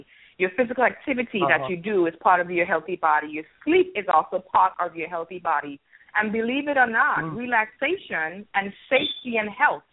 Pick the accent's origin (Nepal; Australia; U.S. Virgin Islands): U.S. Virgin Islands; being actually born and raised in St. Thomas by two Antiguan parents